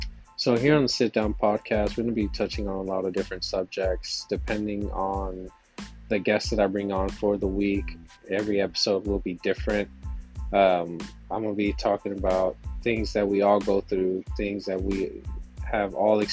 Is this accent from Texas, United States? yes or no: yes; Texas, United States; how I was raised here in Texas.